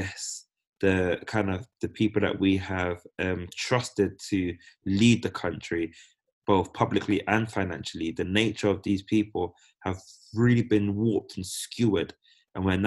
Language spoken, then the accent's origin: English; United Kingdom; being born British